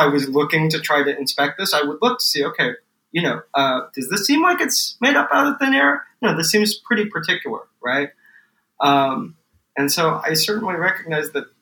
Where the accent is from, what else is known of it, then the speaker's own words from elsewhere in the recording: San Diego, California, United States; now in New York, United States; Well, I grew up in San Diego, one of my perennial disappointments here in New York